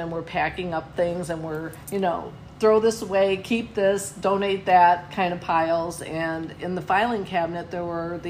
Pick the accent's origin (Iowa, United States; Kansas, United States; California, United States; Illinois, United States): Illinois, United States; Oak Park; I grew up in Oak Park, Illinois, and I am the middle child of five. My mom and dad, my mom actually lived in Oak Park, so we're really five generations coming from that town, and I loved it there, and I would move back there in a heartbeat.